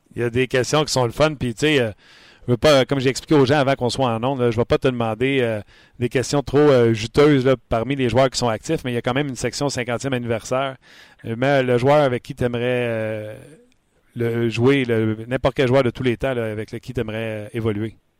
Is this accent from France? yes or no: no; Quebec, Canada; nos Québécois